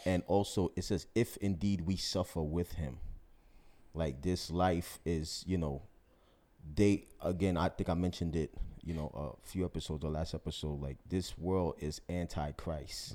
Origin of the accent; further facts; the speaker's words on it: New York City, New York, United States; me being African-American, you know, growing up in New York City